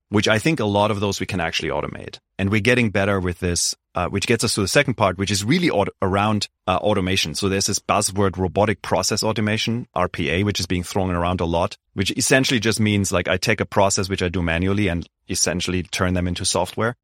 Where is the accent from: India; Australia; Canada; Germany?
Germany; moved away; I grew up in Germany, very traditional schooling system